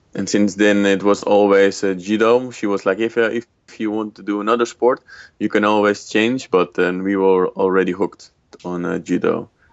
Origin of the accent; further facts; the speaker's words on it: Netherlands; I was born in Holland